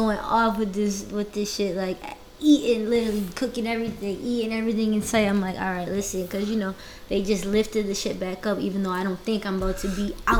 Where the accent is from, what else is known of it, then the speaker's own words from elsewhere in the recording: New Bedford, Massachusetts, United States; now in Atlanta, United States; I'm from New Boston, so the city I'm from is called New Bedford.